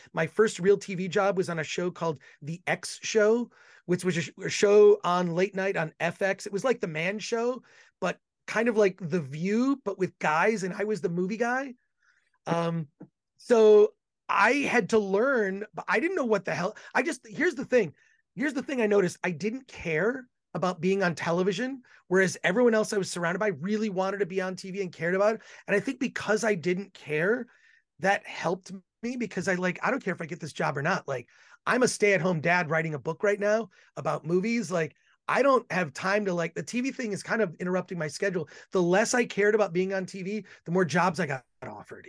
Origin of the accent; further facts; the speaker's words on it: Royal Oak, Michigan, United States; now in Los Angeles, United States; I'm originally from Michigan, Ro-, grew up in Royal Oak, Michigan, so I'm a Midwest guy